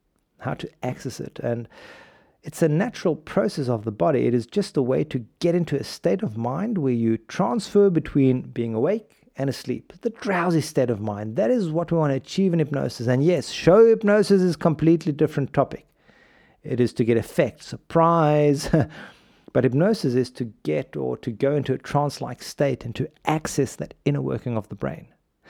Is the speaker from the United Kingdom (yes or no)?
no; South Africa; When I was a kid, you need to picture this, growing up in South Africa, golf crazy country, Gary Player at his best.